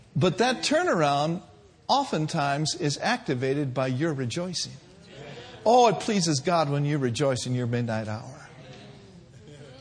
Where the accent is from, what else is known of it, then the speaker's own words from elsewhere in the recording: the North, United States; I'm from the North.